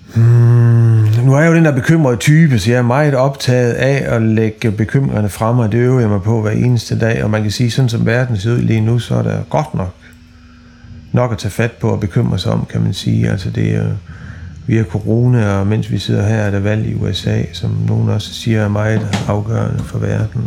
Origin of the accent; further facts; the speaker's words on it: West Jutland, Central Denmark Region, Denmark; nu er jeg vokset op i Vestjylland